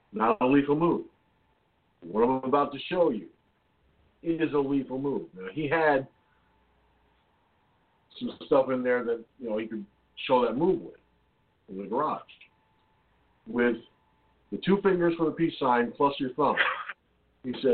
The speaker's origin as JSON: {"language": "English", "town": "Peekskill", "region": "New York", "country": "United States", "tie": "born or raised there", "said": "Peekskill, my hometown."}